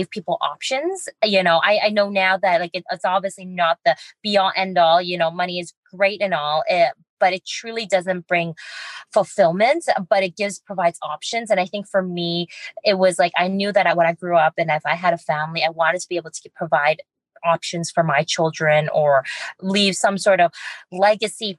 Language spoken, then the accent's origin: English; Vancouver, British Columbia, Canada; So I was born and raised in Chinatown. A lot of the downtown east side